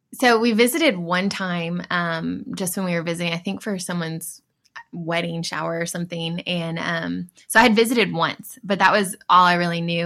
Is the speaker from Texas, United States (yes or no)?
yes; Dallas, Texas, United States; also born or lived in California; originally, I'm from, born in California, but originally, before here, at least, uh, Dallas area